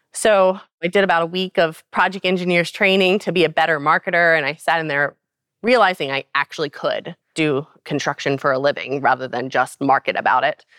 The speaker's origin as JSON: {"language": "English", "town": "Baltimore", "region": "Maryland", "country": "United States", "said": "I'm from Baltimore"}